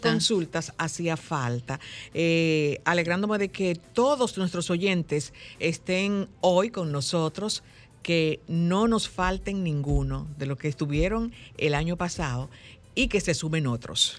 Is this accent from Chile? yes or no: no; Dominican Republic; somos solo los dominicanos